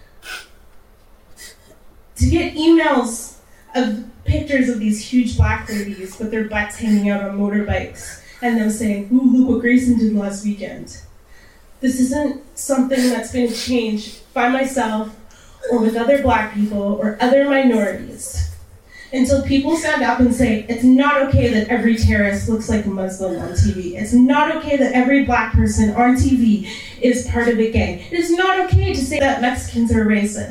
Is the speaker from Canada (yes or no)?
yes; Canada; born or raised there; also born or lived in Texas